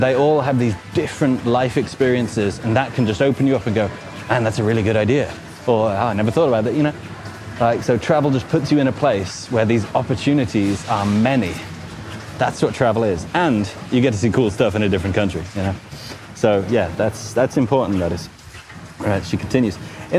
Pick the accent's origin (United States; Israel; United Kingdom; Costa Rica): United Kingdom; Midlands; also born or lived in Nottingham; Growing up in the Midlands, yeah, Midlands represent. Going to uni in Nottingham represent. Then escaping for a working holiday in Australia.